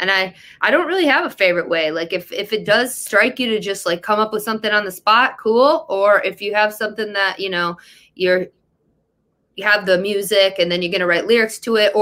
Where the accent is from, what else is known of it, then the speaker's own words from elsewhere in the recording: Detroit, Michigan, United States; also born or lived in Los Angeles, California; we're from Detroit